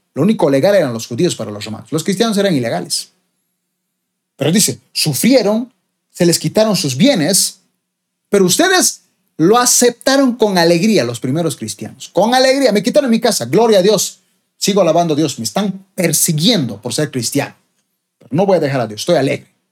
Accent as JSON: {"language": "Spanish", "country": "Bolivia", "said": "mi país, Bolivia"}